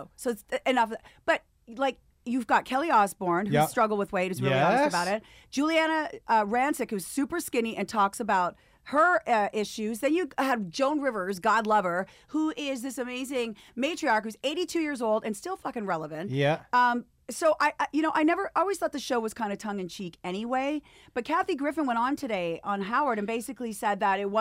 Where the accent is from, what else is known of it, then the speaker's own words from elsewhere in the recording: Canada; moved away; Born and raised in Canada.